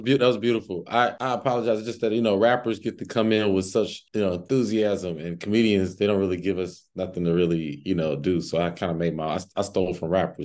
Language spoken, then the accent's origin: English; Cincinnati, Ohio, United States; now in Los Angeles, United States; I'm from, uh, Cincinnati, Ohio originally, but I currently reside in Los Angeles